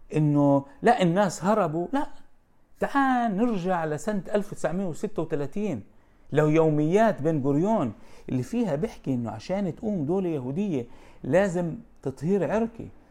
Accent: Jaffa, Tel Aviv District, Israel; أنا من مواليد آه، يافا آه، بالأصل آه، يفاوي

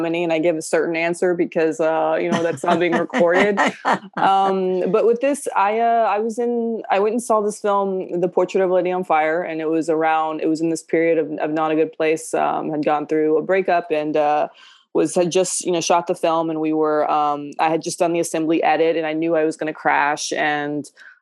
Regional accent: Podunk, Texas, United States; also born or lived in Los Angeles; now in Paris, France; I'm from Podunk, Texas

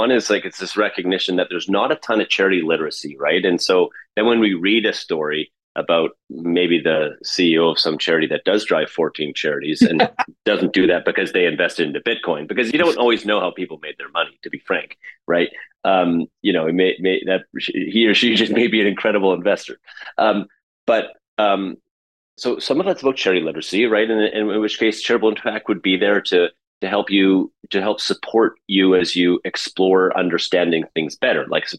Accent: Canada; as a person, as a Canadian who wants to create change in the world.

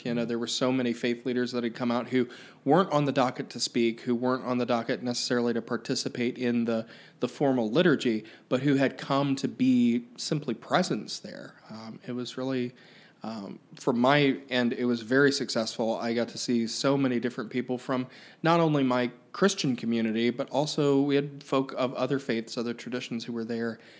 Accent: Pike County, Ohio, United States; I grew up in Pike County, which is just south of Chillicothe

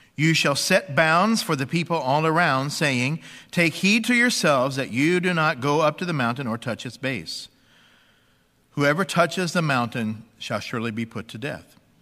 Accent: Bible Belt of America, United States; growing up in the Bible Belt of America

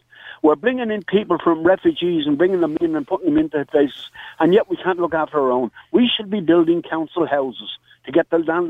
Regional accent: Dublin, Leinster, Ireland; The street where I was born and reared in the Liberties, just not too far from James Street there

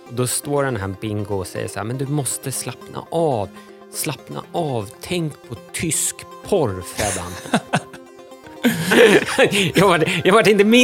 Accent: Stockholm, Stockholm County, Sweden; also born or lived in Uddevalla / Kiruna / Syria / Israel; 43 år typ stockholmare. Jag är född i Uddevalla men, men kom till Stockholm när jag var två-ish.

